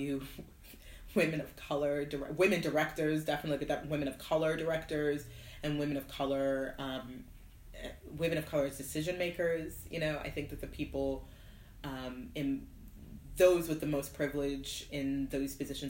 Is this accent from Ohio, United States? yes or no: no; Fairbanks, Alaska, United States; moved away as an adult; also born or lived in Nigeria / Oklahoma; we moved to Oklahoma for a couple years, and then when I was 6 years old, we moved to Fairbanks, Alaska